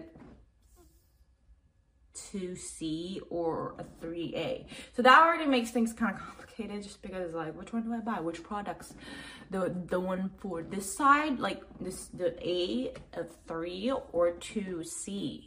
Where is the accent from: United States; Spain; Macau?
Macau; moved away; I grew up in Asia